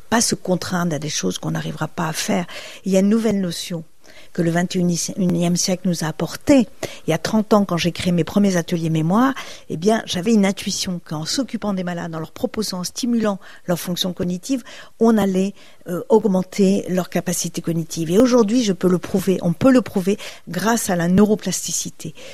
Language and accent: French; Brittany, France; Je suis bretonne, le beurre salé, c'est délicieux.